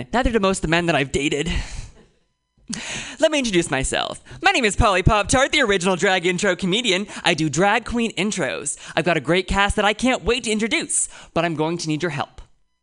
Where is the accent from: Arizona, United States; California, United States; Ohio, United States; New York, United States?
California, United States; Oakland; I'm from Oakland